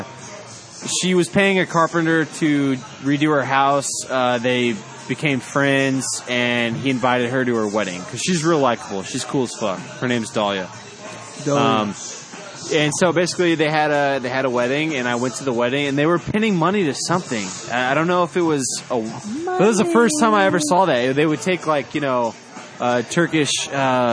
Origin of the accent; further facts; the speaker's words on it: Texas, United States; I'm from Texas.